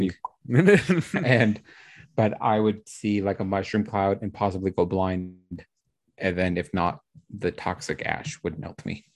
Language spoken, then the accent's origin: English; Utah, United States; also born or lived in Florida / Washington; I'm from Utah